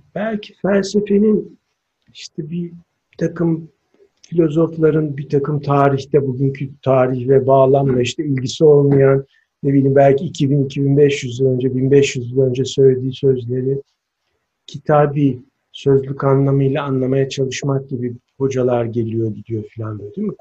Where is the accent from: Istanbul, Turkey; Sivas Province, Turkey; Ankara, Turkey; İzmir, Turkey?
İzmir, Turkey; now in Antalya, Turkey; Ben mesela İzmir Karşıyaka'da doğmuşum. 35 buçuk Karşıyaka'lıyız